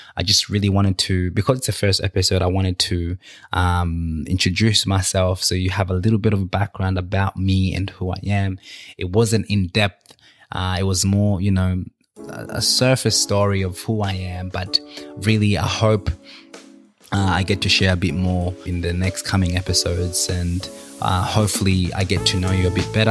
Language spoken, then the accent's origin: English; Australia; also born or lived in Victoria, Australia; where I'm from and how I got to Australia